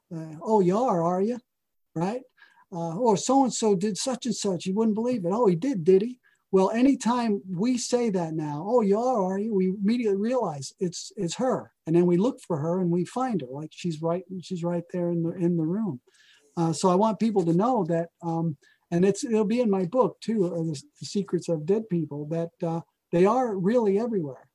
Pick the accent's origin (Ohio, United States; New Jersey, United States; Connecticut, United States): New Jersey, United States; moved away; also born or lived in Oregon; I'm from New Jersey